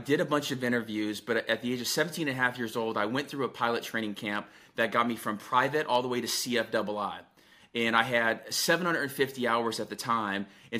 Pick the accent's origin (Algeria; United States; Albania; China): Albania; So I'm from Albania, and so the T is silent.